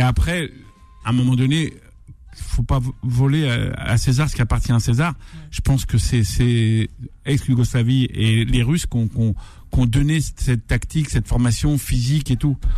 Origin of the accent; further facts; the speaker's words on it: Algeria; je suis algérien